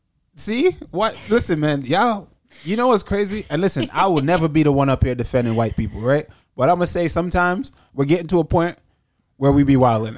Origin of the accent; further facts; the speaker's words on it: Jamaica; I'm black and I'm from Jamaica.